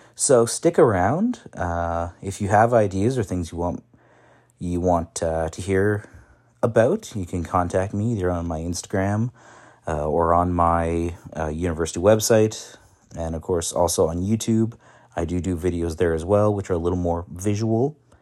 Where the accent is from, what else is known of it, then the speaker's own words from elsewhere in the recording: Ottawa, Ontario, Canada; also born or lived in Qatar / China; I am from Canada, uh, Ottawa, born and raised